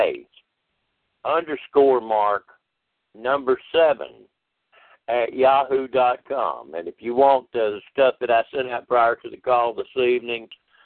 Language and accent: English; DeRidder, Louisiana, United States; my hometown in DeRidder